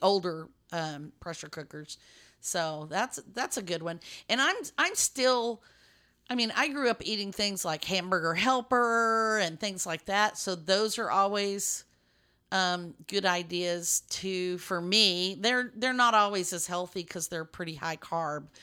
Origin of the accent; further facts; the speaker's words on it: West Texas, United States; moved away; I grew up in West Texas